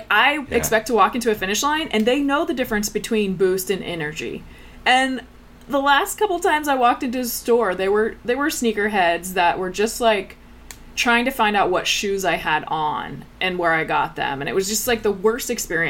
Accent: Pennsylvania, United States; I grew up in Pennsylvania, small town in Pennsylvania

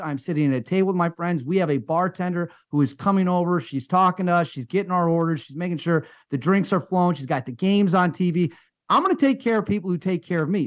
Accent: United States; As an American

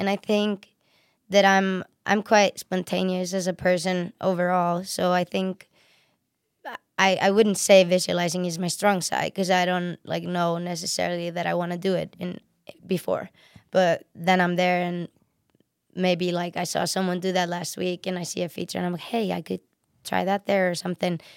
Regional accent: Reykjavik, Capital Region, Iceland; moved away; also born or lived in Sweden; I'm from Reykjavik, which is the, which is the city, and it's in south

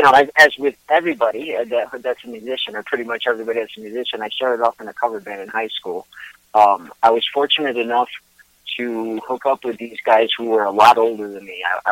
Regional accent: Puerto Rico; moved away; I'm originally from Puerto Rico, but I've lived in and out of Puerto Rico all my life.

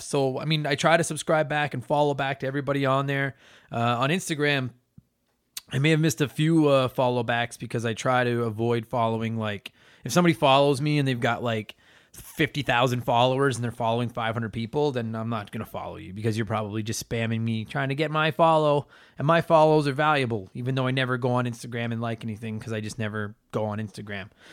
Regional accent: Canada

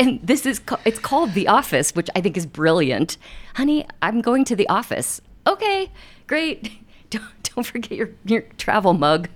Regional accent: Ohio, United States; now in Denver, United States; I grew up in Ohio

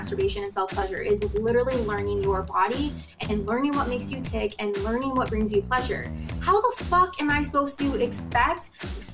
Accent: Rockwood, Michigan, United States; I'm from Rockwood, Michigan, live on Lake Erie

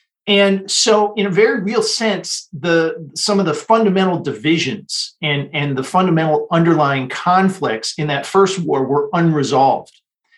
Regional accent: Michigan, United States; moved away as an adult; also born or lived in Taiwan; when I was in high school growing up in Michigan

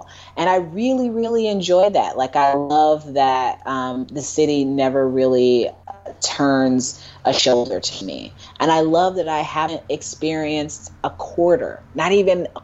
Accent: Indiana, United States; now in New York, United States; I am a Hoosier. I love that I am from the Midwest

